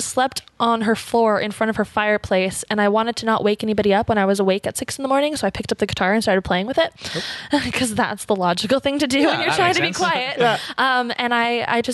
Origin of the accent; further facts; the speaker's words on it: Ottawa, Ontario, Canada; I'm from Ottawa, born and raised